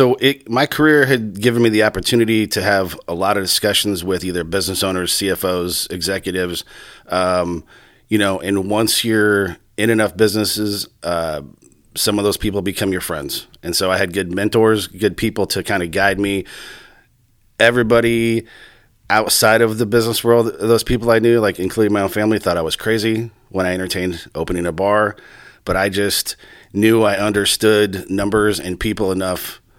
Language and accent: English; Johnston, Iowa, United States; I was born and raised in Johnston, sandbox kid, K through 12.